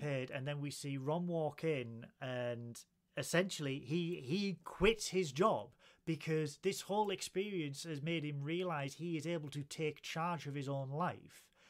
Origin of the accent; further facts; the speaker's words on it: Middlesbrough, North East England, United Kingdom; I'm a duck from Middlesbrough